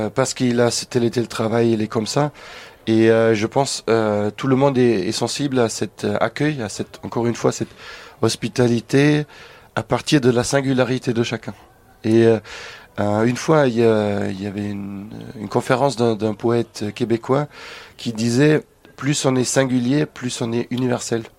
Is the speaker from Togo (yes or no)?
no; Germany; now in France; dans mon pays natal, en Allemagne.